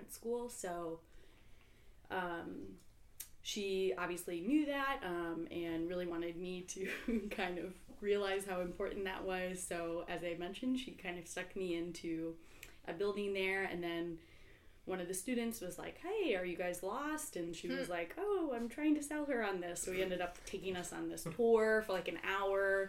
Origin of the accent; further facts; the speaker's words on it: St. Louis, Missouri, United States; I grew up in St. Louis.